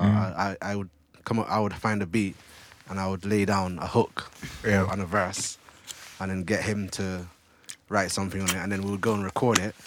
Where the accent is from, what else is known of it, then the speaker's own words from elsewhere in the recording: Bristol, South West England, United Kingdom; also born or lived in Seaview, Jamaica; I'm from Jamaica. Came here when I was 6. Lived in Bristol pretty much ever since